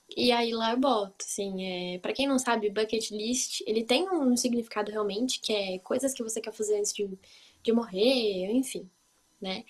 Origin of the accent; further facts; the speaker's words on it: Brazil; now in Hanover, Germany; eu sou brasileira